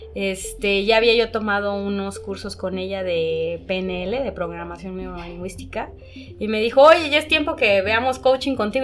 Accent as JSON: {"language": "Spanish", "region": "Oaxaca", "country": "Mexico", "said": "como oaxaqueños"}